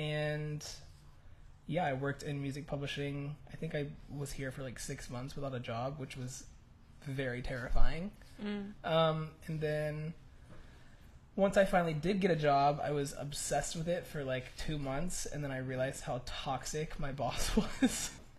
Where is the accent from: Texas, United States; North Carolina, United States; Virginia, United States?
North Carolina, United States; Charlotte; also born or lived in Nashville; All right, well, I'm from Charlotte, North Carolina, but I kind of moved all over the place.